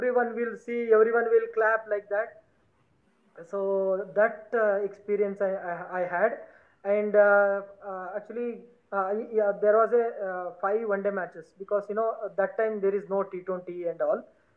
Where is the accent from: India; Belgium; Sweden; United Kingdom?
India; South India; first language Lambani; English is a second language; I'm basically from South India